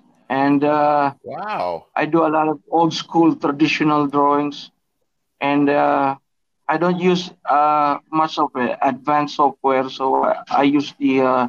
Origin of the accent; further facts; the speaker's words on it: Philippines; I'm from the Philippines, so it's a morning today, about 10 a.m.